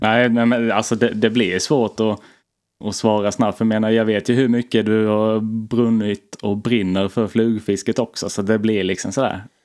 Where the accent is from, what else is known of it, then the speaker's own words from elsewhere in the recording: Blekinge, Sweden; moved away; jag var hemma i Blekinge på semester